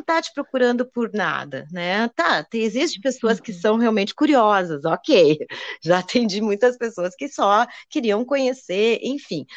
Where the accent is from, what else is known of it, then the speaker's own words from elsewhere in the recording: Rio Grande do Sul, Brazil; eu sou gaúcha e, e lá no sul